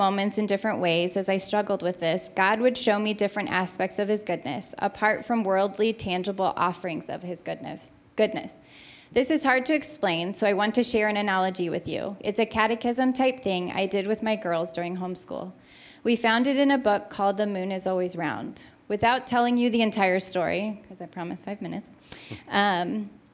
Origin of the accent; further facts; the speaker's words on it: St. Louis, Missouri, United States; also born or lived in Kirksville, Missouri; I grew up in West County, in a West County church